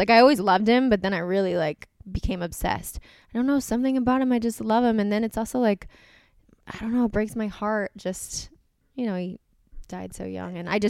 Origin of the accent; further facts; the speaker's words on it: East Coast, United States; I think it's because we're from the East Coast and like my mom was like a very young mom